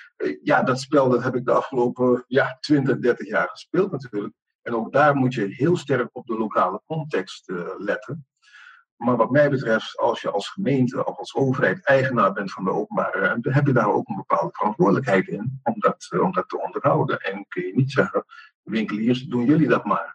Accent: Amsterdam, North Holland, Netherlands; moved away; Ik kom uit het noorden, ik kom uit de Randstad.

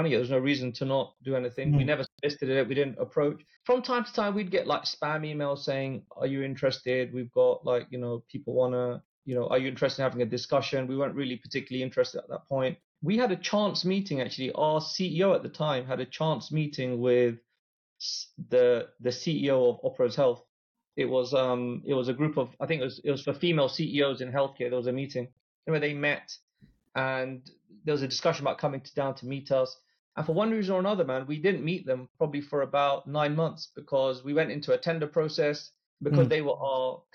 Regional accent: London, United Kingdom; we're all from London

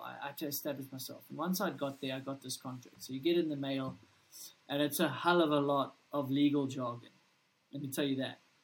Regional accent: South Africa; I'm a kid from South Africa

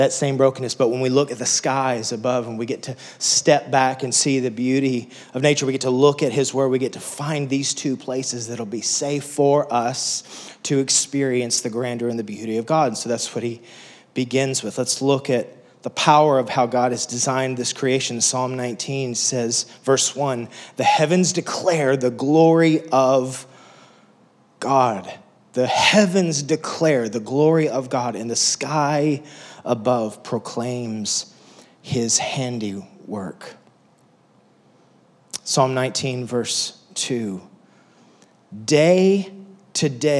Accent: West Texas, United States; moved away as an adult; I grew up in West Texas, so there's not much there

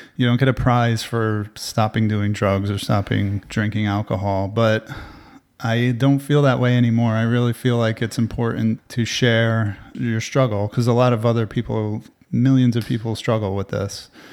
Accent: New Jersey, United States; now in Austin, United States; I grew up with him in New Jersey

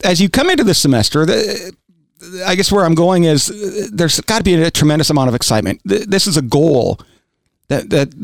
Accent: Aberdeen, South Dakota, United States; now in Kentucky, United States; where I grew up, it was Aberdeen, South Dakota.

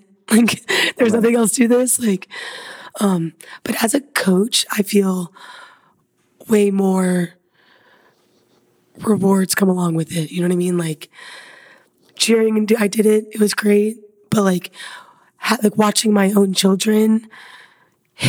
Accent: Indiana, United States; moved away; I'm originally from Indiana

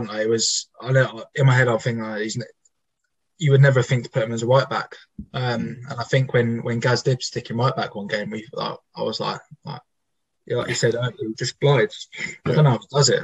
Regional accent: Eastbourne, South East England, United Kingdom; I'm from Eastbourne.

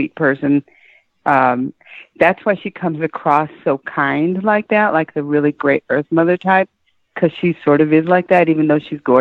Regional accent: Chicago, Illinois, United States; now in Atlanta, United States; I'm actually from up north. I'm from Chicago, but I've been living in Atlanta for quite

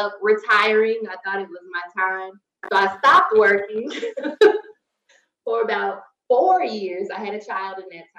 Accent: Chicago, Illinois, United States; moved away as an adult; also born or lived in Washington, D.C.; I'm from Chicago, very country.

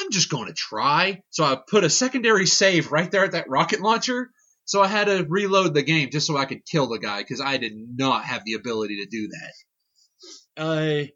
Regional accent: Southern Kentucky, United States; we're from Southern Kentucky

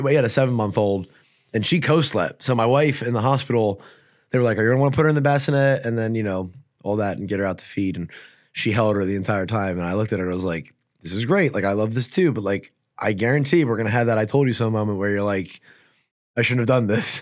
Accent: New Jersey, United States; I'm from New Jersey

